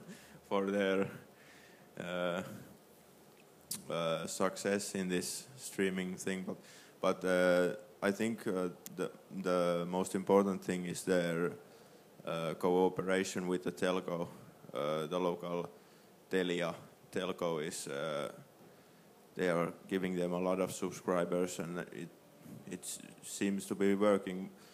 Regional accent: Finland; I'm from Finland.

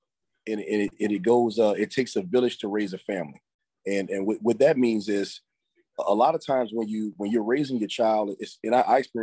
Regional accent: New Orleans, Louisiana, United States; moved away as an adult; now in Slidell, United States

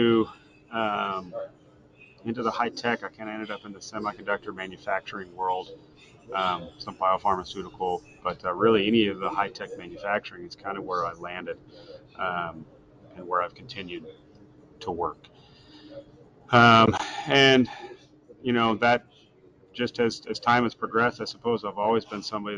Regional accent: Portland, Oregon, United States; also born or lived in Washington / Idaho / Vancouver, Washington; I grew up generally in the Portland area.

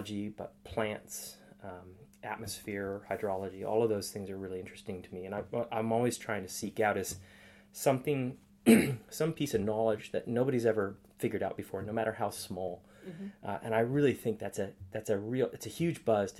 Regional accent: Portland, Oregon, United States; moved away as an adult; now in Townsville, Australia; growing up in Portland was a wonderful experience too

